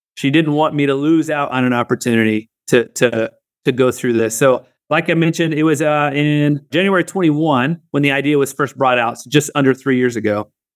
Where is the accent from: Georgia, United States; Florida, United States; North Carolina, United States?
Florida, United States; Northwest; moved away; also born or lived in Southeast Asia; Growing up in Northwest Florida, we had no connection to Ohio